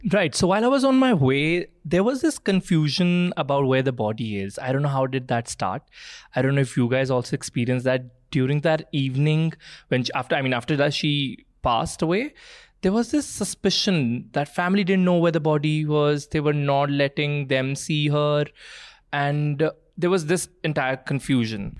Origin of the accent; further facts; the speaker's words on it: Jalandhar, Punjab, India; am born and brought up in Punjab